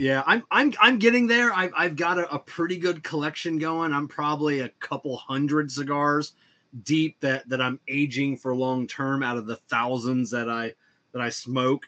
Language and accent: English; the South, Southern United States, United States; we Southerners